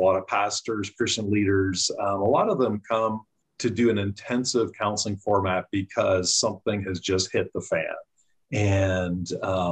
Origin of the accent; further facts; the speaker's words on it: Canada; moved away as an adult; now in United States; I grew up in Canada, came to the U.S. in 93 to get my master's in counseling.